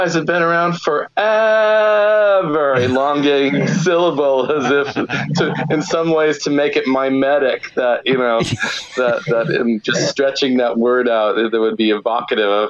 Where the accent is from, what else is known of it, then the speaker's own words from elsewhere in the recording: Santa Barbara, California, United States; also born or lived in Richmond; where I grew up in Santa Barbara